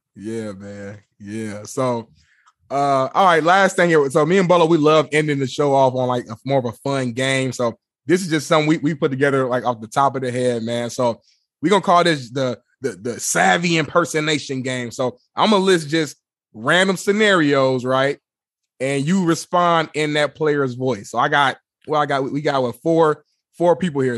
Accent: Indianapolis, Indiana, United States; I'm from Indianapolis.

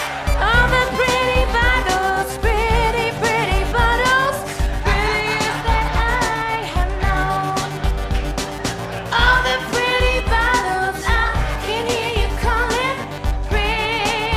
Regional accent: Kansas City, United States; I was born and raised in Kansas City

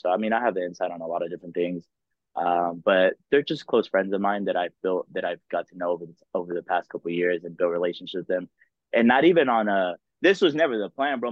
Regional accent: Dallas, Texas, United States; I grew up in Dallas

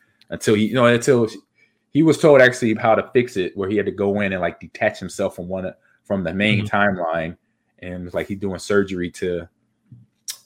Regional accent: Los Angeles, California, United States; moved away as an adult; also born or lived in Seattle / Green Bay, Wisconsin; I grew up in Los Angeles

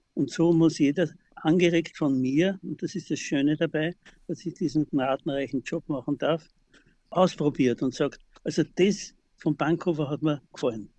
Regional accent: Klosterneuburg, Lower Austria, Austria; ich wohne ja seitdem ich geboren bin in Klosterneuburg im Haus meines Großvaters

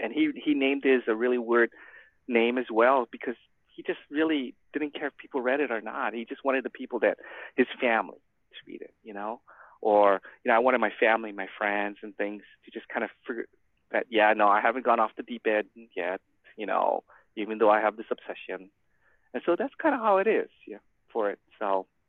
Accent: Hawaii, United States; also born or lived in San Gabriel Valley, California; now in San Diego, United States; So I'm basically born and raised in Hawaii

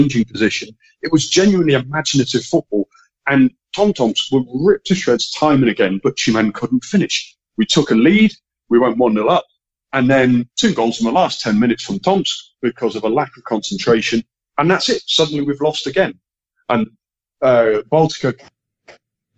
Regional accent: Manchester, North West England, United Kingdom; moved away; I was born in England, born in Manchester.

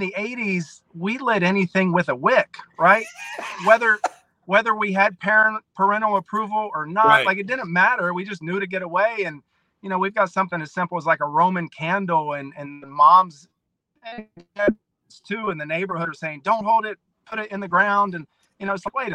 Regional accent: West Virginia, United States; also born or lived in Nashville, Tennessee; now in Hartford, South Dakota, United States; parts of West Virginia where I grew up in a town of only 16,000 people

